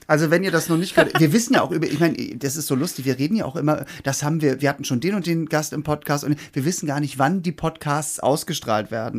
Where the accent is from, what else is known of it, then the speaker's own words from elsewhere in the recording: Hamburg, Germany; ich bin ja Hamburger